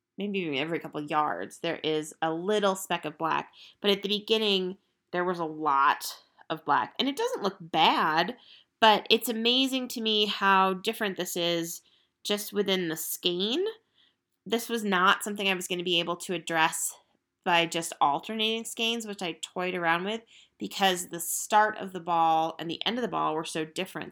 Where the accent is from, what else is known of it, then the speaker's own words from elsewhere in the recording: Estes Park, Colorado, United States; Estes Park, Colorado, which is my hometown.